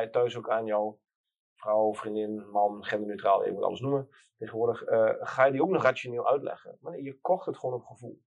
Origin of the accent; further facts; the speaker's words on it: Twente, Overijssel, Netherlands; ik kom uit Twente